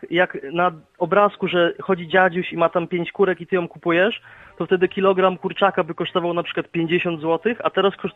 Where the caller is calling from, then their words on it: Wrocław, Lower Silesian Voivodeship, Poland; z Wrocławia.